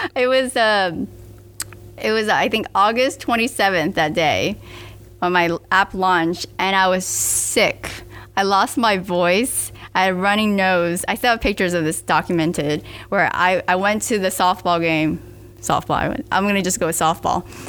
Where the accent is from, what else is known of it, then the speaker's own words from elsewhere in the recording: Miami, Florida, United States; I was born and raised in Miami